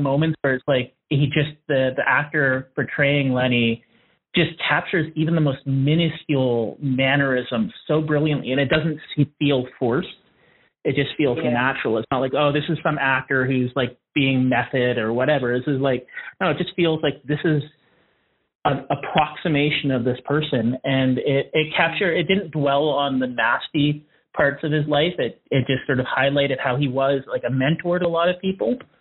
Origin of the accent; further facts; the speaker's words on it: Canada; being Canadian